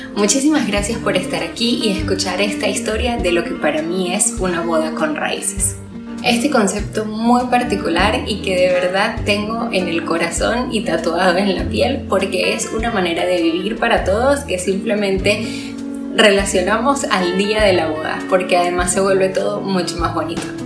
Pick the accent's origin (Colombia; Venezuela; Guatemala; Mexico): Venezuela; moved away; Como venezolana tengo la mayoría de mis familiares y amigos